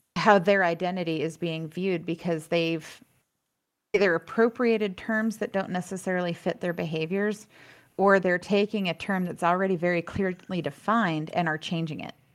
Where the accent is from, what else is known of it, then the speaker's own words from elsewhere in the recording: Florida, United States; now in Los Angeles, United States; growing up in Florida where equestrian everything is big